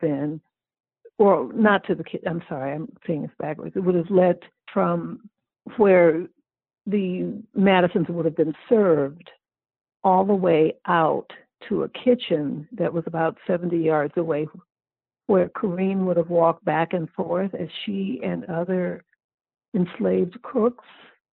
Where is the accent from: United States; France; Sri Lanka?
United States; Oakland, California; I grew up in Oakland, California